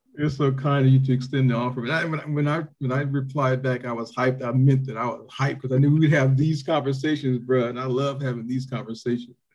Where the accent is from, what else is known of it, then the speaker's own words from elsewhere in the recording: Toledo, Ohio, United States; also born or lived in Greenwood, Mississippi; when people ask me where I'm from, I say Ohio. I say Toledo